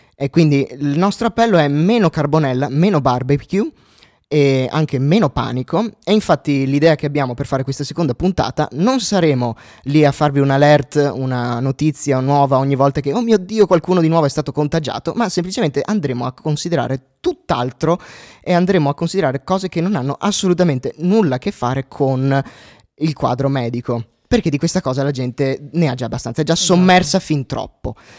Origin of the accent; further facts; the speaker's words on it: Euganean Hills, Veneto, Italy; io vengo dai Colli Uganei, dai Colli Uganei in un paesino eh, Euganeo, che è il comune limitrofo a Vo Euganeo